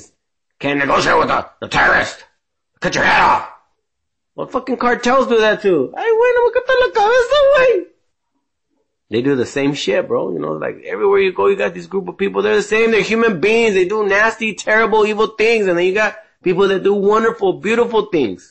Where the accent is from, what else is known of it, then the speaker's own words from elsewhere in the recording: United States; American born here in USA